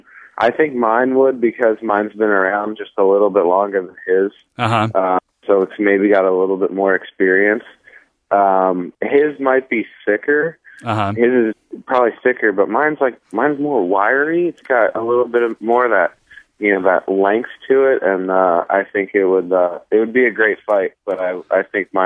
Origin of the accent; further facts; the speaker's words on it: New Jersey, United States; Now, we moved, and I grew up primarily in New Jersey, outside of Philadelphia, and you know, I grew up a Phillies fan and stuff like